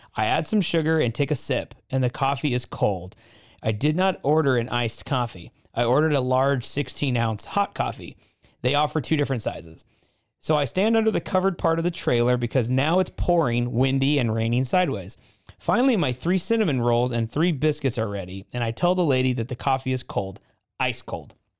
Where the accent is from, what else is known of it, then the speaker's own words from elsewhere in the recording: Oregon, United States; I grew up in Oregon